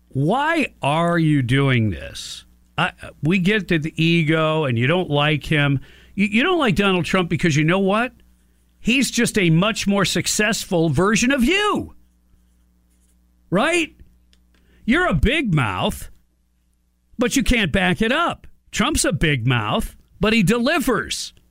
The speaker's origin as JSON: {"language": "English", "country": "Morocco", "said": "Well, I'm from Morocco. Well, how'd you end up here? Somebody offered me a ticket."}